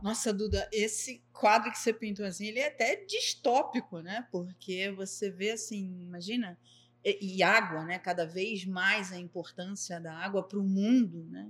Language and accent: Portuguese; Rio de Janeiro, Brazil; Eu sou carioca